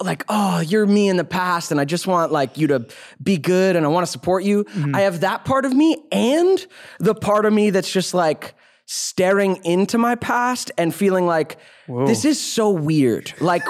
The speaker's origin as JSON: {"language": "English", "region": "Georgia", "country": "United States", "tie": "born or raised there", "moved": "yes", "said": "I grew up in Georgia, man, before coming out here."}